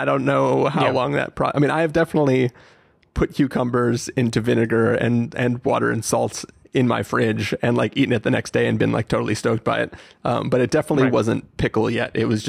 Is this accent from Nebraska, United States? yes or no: no; Oceanside, California, United States; as a kid growing up in Oceanside